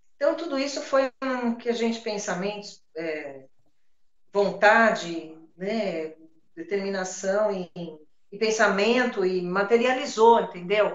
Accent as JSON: {"language": "Portuguese", "region": "São Paulo", "country": "Brazil", "tie": "born or raised there", "said": "eu sou paulistana da Gema. Né? Eu nasci, eu nasci e fui criada na rua na Djalma Dutra, uma travessa da São Caetano com a João Teodoro, bairro da Luz"}